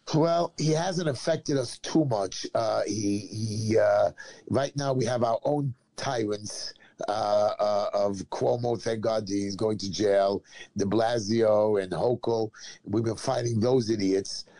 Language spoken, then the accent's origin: English; United States; as an American